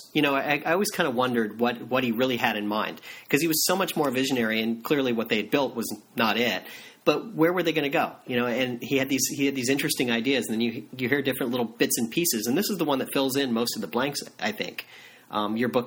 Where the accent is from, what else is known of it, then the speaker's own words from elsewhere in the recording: Florida, United States; I grew up in Florida